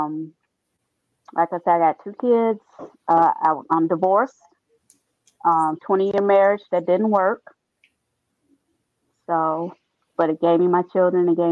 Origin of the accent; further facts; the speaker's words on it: Gary, Indiana, United States; I grew up in a rough neighborhood in Gary, Indiana.